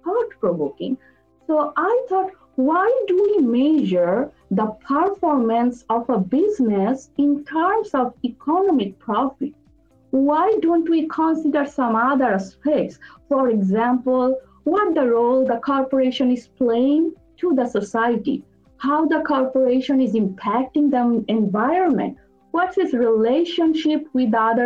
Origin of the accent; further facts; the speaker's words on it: Bangladesh; moved away as an adult; also born or lived in Dhaka, Bangladesh; now in United States; I'm originally from Bangladesh.